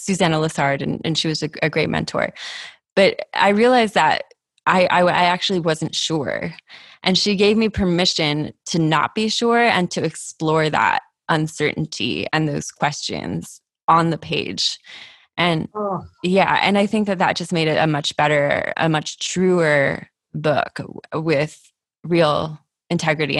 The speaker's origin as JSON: {"language": "English", "town": "San Diego", "region": "California", "country": "United States", "tie": "born or raised there", "said": "San Diego, which is my hometown"}